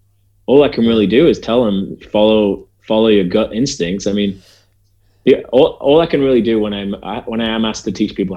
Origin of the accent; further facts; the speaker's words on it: Leyland, North West England, United Kingdom; moved away as an adult; also born or lived in Aberdeen, Scotland / Heysham, Lancashire / Brighton / New York; I was born in Scottish land, in Aberdeen. But which is in the way, way, way northeast corner of Scotland. But I actually grew up, half of my youth was spent in Heysham in Lancashire. And then the second half was in Leyland in Lancashire. So I'm a Lancashire boy.